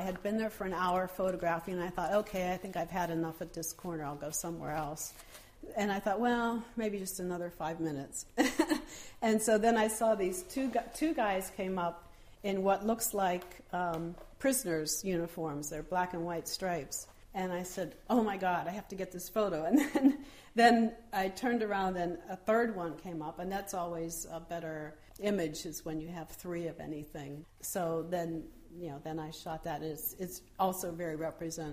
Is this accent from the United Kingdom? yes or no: no; United States; moved away as an adult; also born or lived in Drenthe, Netherlands / Paris, France; now in Netherlands; I'm American, and I came to the Netherlands in 1993 with my family